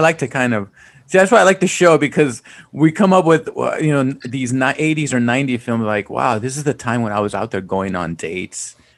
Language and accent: English; South Gate, California, United States; also born or lived in San Fernando Valley, California; I grew up in Southgate